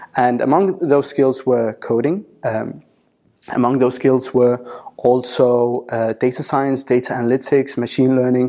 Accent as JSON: {"language": "English", "country": "Denmark", "tie": "born or raised there", "moved": "as an adult", "lives_now": "United Kingdom", "said": "I moved away from Denmark, where I had grown up, and came over to the UK to work as a senior data analyst"}